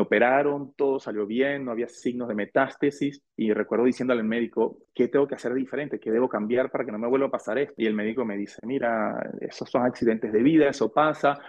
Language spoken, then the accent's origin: Spanish; Venezuela; moved away as an adult; also born or lived in Argentina; now in France; mi padre es venezolano